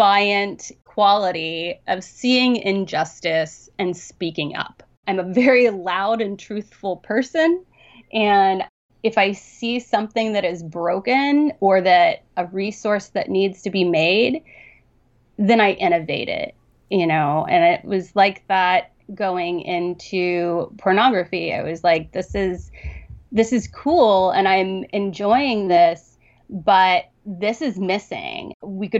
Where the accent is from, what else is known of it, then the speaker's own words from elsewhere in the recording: Southern Ohio, United States; I grew up in Southern Ohio